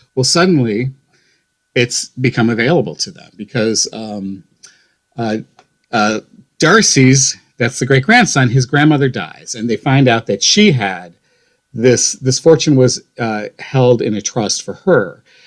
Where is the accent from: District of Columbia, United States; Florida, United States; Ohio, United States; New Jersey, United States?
Ohio, United States; North Olmsted; moved away; And I'm from Ohio. I grew up on uh, the west side of Cleveland, a, a, little suburb of Cleveland called North Olmsted.